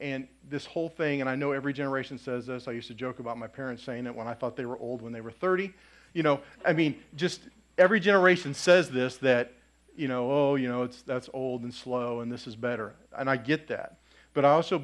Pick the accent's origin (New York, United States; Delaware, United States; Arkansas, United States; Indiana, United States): Indiana, United States; Lafayette; I grew up in Lafayette